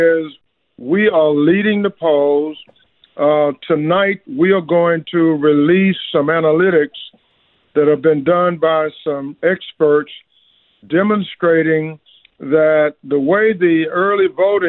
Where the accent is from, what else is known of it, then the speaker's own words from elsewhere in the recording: Memphis, Tennessee, United States; my hometown, Memphis, Tennessee